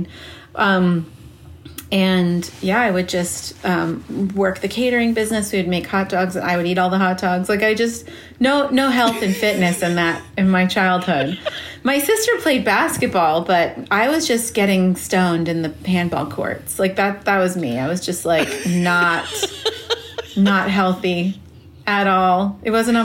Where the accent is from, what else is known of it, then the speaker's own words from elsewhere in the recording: Los Angeles, California, United States; also born or lived in New York; growing up in L.A.